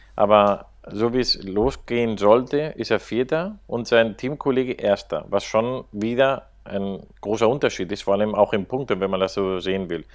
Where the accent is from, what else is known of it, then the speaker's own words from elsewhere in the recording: Spain; als Spanier